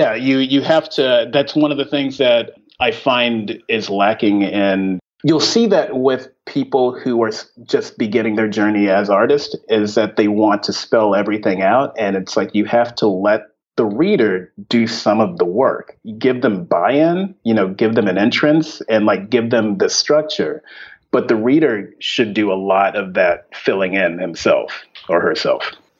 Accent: Ventura, California, United States; also born or lived in Texas; No, I'm originally from Ventura, California, which is about an hour north of LA.

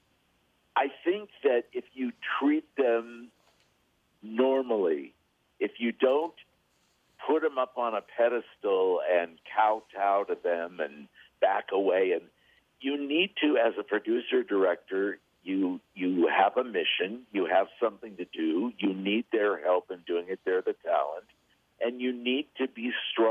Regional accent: Los Angeles, California, United States; I was born in Los Angeles, born and raised

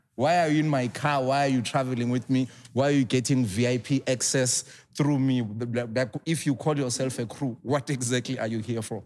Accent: Soweto, Gauteng, South Africa; I grew up in Soweto.

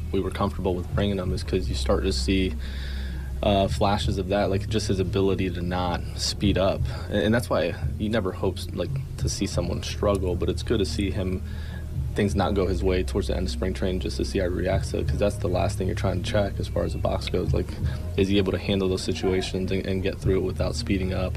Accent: Jefferson County, Missouri, United States; I'm from Jefferson County

